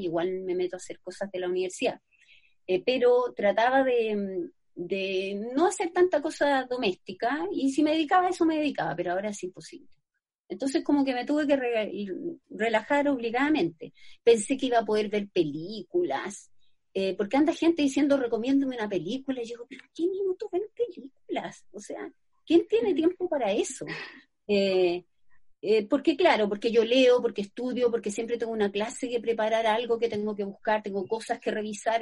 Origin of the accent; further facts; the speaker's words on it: Santiago, Santiago Metropolitan Region, Chile; also born or lived in Valparaíso; yo soy de Santiago